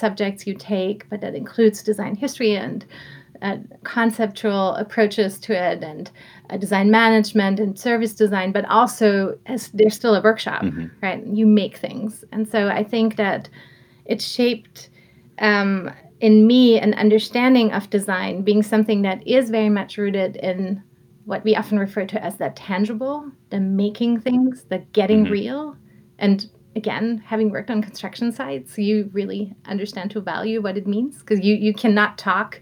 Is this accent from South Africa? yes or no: no; Southern Germany, Germany; moved away; growing up in Germany, I come from a small town in southern Germany